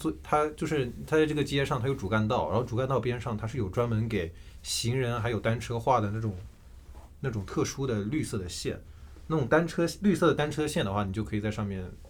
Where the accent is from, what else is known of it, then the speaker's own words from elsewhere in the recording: southern China, China; 因为我作为南方人，我真的很少见松鼠，我觉得松鼠就是一个，在我印象当中得是一个北方才会有的东西。